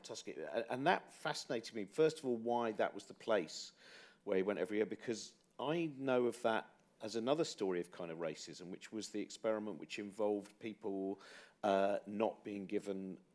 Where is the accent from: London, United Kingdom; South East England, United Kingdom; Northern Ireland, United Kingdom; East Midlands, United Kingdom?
South East England, United Kingdom; Chiltern Hills; where I was brought up is in the Chiltern Hills